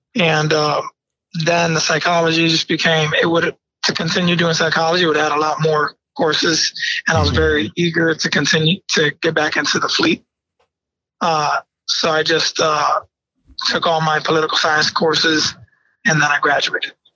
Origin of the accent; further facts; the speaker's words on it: Bridgeport, Connecticut, United States; also born or lived in New York; I was born in New York, but raised in Bridgeport, Connecticut